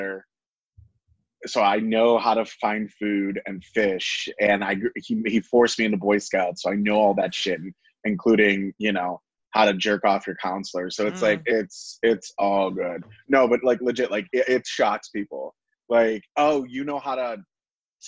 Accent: Cleveland, Ohio, United States; I grew up in the West Park area of Cleveland

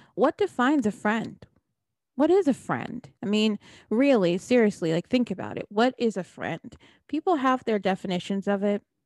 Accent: New Jersey, United States; I'm from New Jersey

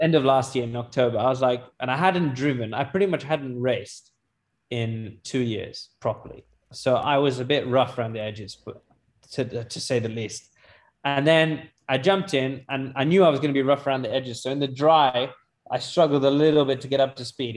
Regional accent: United Kingdom; also born or lived in Pakistan (ancestry); I was born in Britain or not, at the end of the day, you look at me. I'm brown. I'm Pakistani.

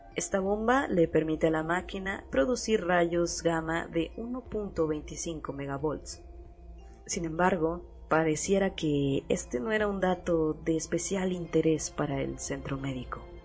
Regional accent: Mexico; en mi país

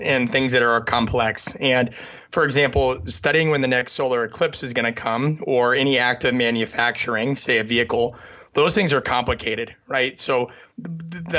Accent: the Midwest of the United States, United States; I grew up in the Midwest of the United States

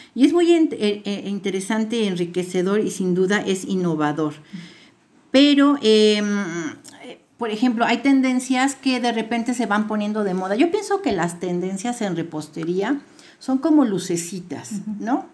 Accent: Guadalajara, Jalisco, Mexico; moved away as an adult; now in Puebla, Mexico; Yo este, me crié en la ciudad de Guadalajara, pero tengo ya 32 años viviendo en Puebla

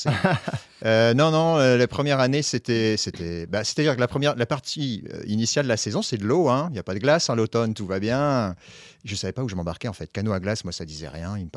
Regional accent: Grand Est, France; born there; dans mon pays natal. On a de la neige, disons, qui dure une semaine.

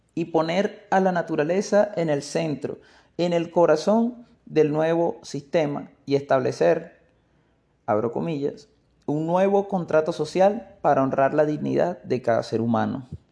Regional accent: Maracaibo, Zulia, Venezuela; Maracaibo, en el Zulia, un estado de Venezuela en donde tenemos una manera de hablar muy particular.

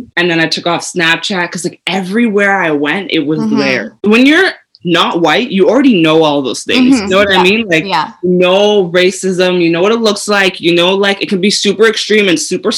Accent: Canada; I was born in Canada, but we're both in Canada now.

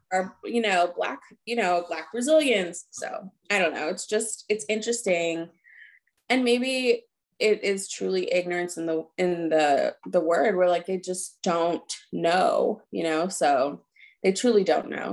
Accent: New Jersey, United States; now in Philadelphia, United States; we grew up in New Jersey

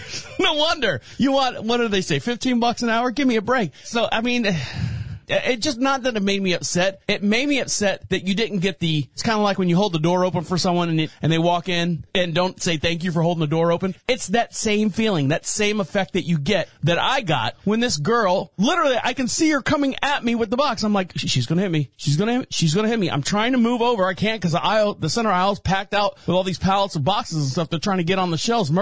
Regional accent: Orlando, Florida, United States; now in Marshville, United States; I'm from Orlando, Florida, born and raised

